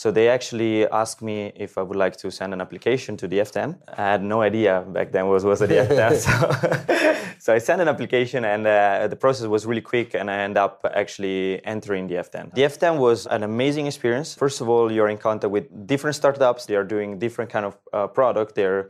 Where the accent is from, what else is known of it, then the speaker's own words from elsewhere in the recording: Rimini, Emilia-Romagna, Italy; English is a second language; now in Switzerland; I'm originally from Italy, from Rimini, known as a party town.